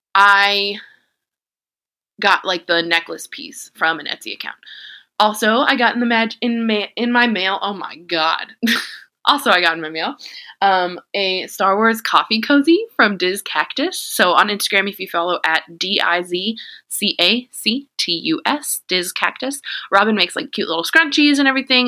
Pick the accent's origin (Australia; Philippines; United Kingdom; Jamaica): Jamaica; I'm Jamaican